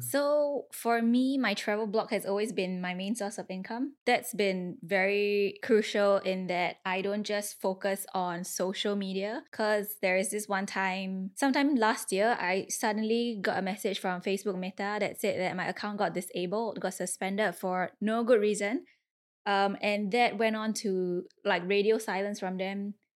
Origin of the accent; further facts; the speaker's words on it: Singapore; I was from Singapore